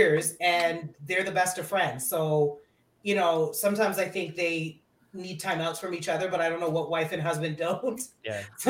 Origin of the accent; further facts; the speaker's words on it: Canada; I was born in Canada